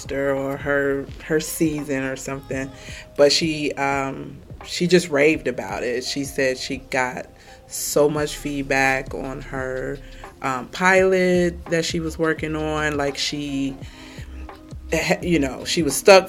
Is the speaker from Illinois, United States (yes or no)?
yes; Chicago, Illinois, United States; I am born and raised in Chicago, Illinois